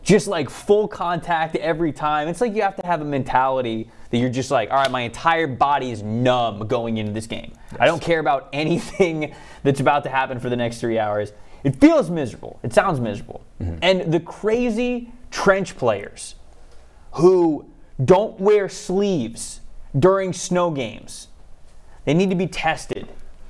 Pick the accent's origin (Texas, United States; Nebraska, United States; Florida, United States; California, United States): Florida, United States; So I grew up in Florida, so I never like had like a snow game, anything.